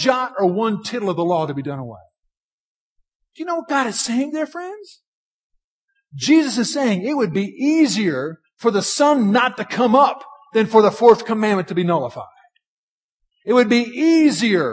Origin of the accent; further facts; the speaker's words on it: Washington, District of Columbia, United States; moved away; I grew up in Washington, D.C.